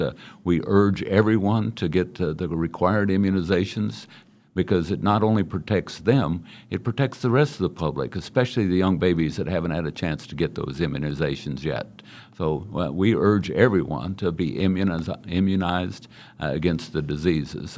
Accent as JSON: {"language": "English", "town": "Great Bend", "region": "Kansas", "country": "United States", "tie": "born or raised there", "said": "I was born and raised in Great Bend, Kansas"}